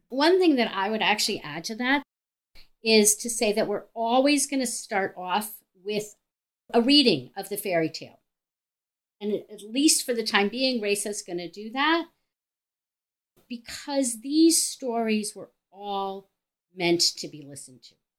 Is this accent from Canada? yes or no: no; Cleveland, Ohio, United States; I'm from Cleveland, Ohio. I have a private practice in Cleveland, Ohio